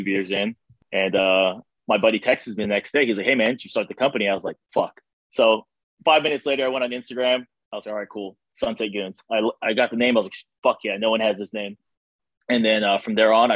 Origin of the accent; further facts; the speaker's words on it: Hawaii, United States; moved away; I'm originally from Hawaii